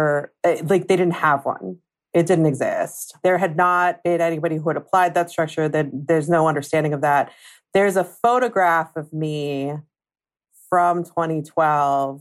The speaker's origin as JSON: {"language": "English", "region": "Southern California", "country": "United States", "tie": "born or raised there", "said": "I grew up in Southern California"}